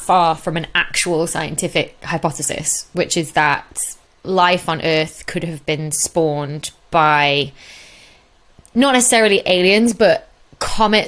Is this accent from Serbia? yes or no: no; Chorley, North West England, United Kingdom; I'm from Chorley, Bolton Way, which is sort of northwest Manchester.